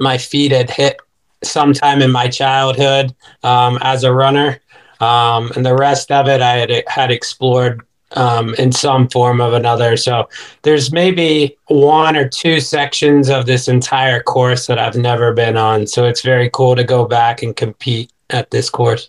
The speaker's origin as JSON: {"language": "English", "town": "Chillicothe", "region": "Ohio", "country": "United States", "tie": "born or raised there", "moved": "as an adult", "lives_now": "Florida, United States", "said": "my hometown of Chillicothe, Ohio"}